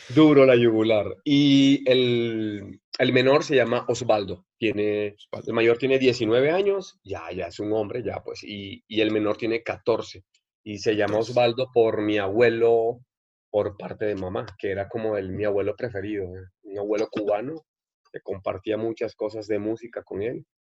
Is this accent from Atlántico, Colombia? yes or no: yes; Barranquilla, Atlántico, Colombia; moved away as an adult; now in Mexico; de Barranquilla.